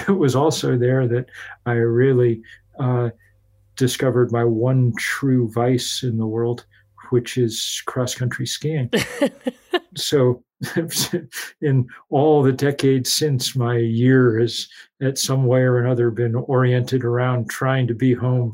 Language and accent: English; New England, United States; I grew up in New England mostly